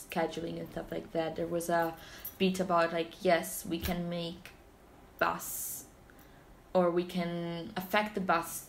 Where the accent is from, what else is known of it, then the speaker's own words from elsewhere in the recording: Naples, Campania, Italy; now in Edinburgh, United Kingdom; Naples, where I'm from